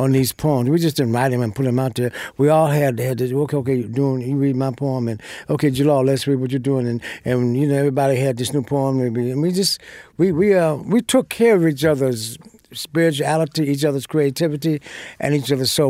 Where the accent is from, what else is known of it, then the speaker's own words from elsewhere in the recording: United States; I'm an American. I was born here. This is my country